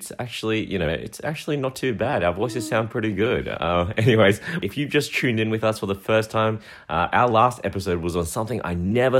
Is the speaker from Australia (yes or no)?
yes; Australia; accent: Aussie; we do sound like Aussies, you know, Australians with our Aussie accents, but Heidi and I have the blood of our ancestors, Chinese, Taiwanese, Hong Kongese, flowing through our veins.